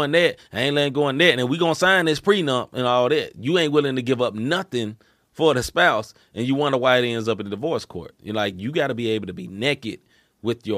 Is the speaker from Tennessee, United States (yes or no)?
yes; Memphis, Tennessee, United States; moved away as an adult; now in St. Louis, United States; I grew up in Memphis, Tennessee. I moved to St. Louis 10 or 12 years ago.